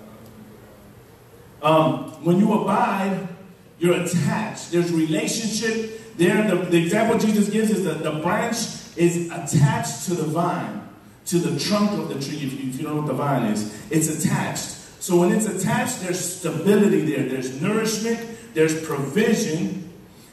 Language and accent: English; Chicago, Illinois, United States; I grew up in Chicago